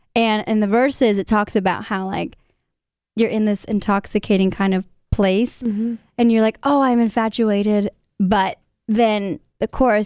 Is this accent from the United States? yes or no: yes; San Antonio, Texas, United States; San Antonio, my hometown